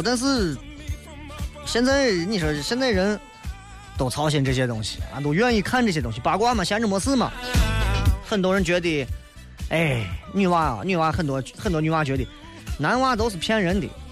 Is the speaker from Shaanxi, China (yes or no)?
yes; Xi'an, Shaanxi, China; 拿咱们陕西人来讲，拿西安人来讲，我们需要有更加向前看的理性态度